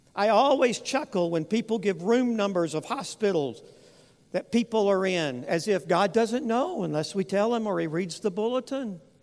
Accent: West Texas, United States; I grew up in West Texas

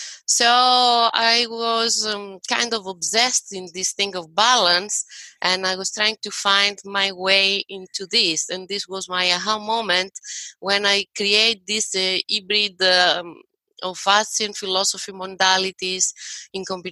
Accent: Greece; moved away as an adult; now in United States; I'm from Greece originally, and I'm here in the USA the last 2 years and a half

